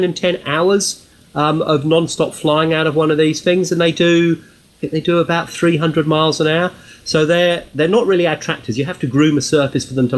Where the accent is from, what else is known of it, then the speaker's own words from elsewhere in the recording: Milton Keynes, South East England, United Kingdom; now in Australia; I live and work in Australia. I've been here since 1990, but I'm originally from Milton Keynes